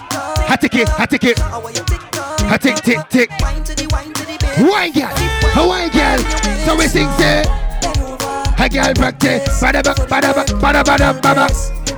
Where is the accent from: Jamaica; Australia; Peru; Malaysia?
Jamaica; But me not eat her. I'm Jamaican.